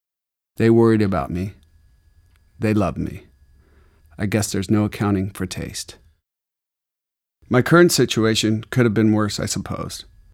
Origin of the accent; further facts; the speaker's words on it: Arizona, United States; but the truth is, I'm from Arizona, and I don't care if I ever see the sun again.